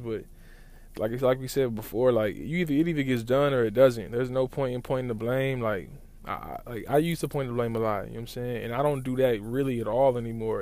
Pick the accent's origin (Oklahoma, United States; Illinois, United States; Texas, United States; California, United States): Oklahoma, United States; Lawton; moved away; growing up in Lawton has given me a certain viewpoint of the world